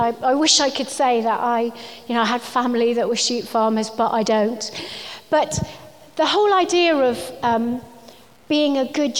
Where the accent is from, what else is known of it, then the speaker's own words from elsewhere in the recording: Wales, United Kingdom; And I think I am Welsh, although you wouldn't know it from my accent, but if I was speaking to my family on the phone, you definitely would see the difference.